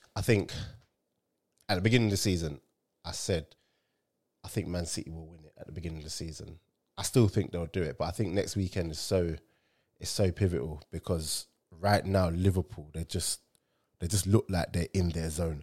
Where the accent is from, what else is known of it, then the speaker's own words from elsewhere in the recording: Nigeria; me as a Nigerian